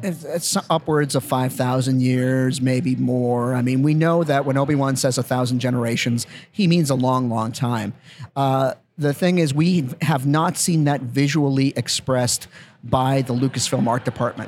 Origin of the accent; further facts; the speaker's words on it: Winnipeg, Manitoba, Canada; moved away; growing up in Winnipeg